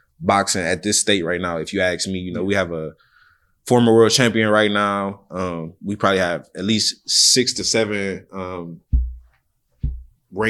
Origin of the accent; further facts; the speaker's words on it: Toledo, Ohio, United States; I'm from Ohio. Only like 30 minutes from him